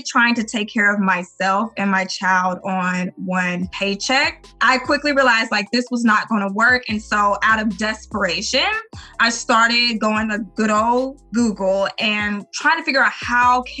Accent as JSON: {"language": "English", "region": "Arkansas", "country": "United States", "tie": "born or raised there", "said": "we are from Little Arkansas, you know, small country state"}